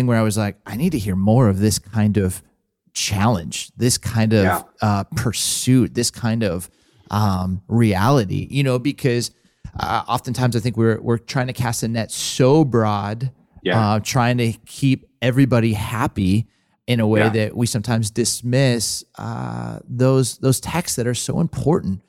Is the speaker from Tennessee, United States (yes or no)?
no; Simi Valley, California, United States; I grew up in Southern California, and there was this church right down the road from us, about 15 minutes from my house in Simi Valley